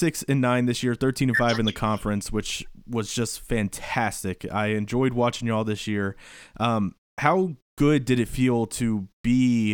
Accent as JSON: {"language": "English", "region": "Northern Kentucky", "country": "United States", "tie": "born or raised there", "said": "especially with me growing up in Northern Kentucky"}